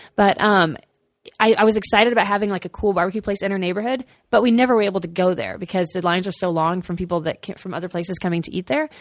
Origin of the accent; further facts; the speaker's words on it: Austin, Texas, United States; I'm from Austin